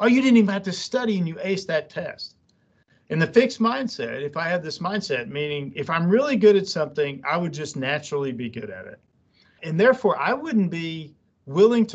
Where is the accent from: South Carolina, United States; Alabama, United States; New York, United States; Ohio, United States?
Alabama, United States; Jasper; moved away as an adult; I'm from Alabama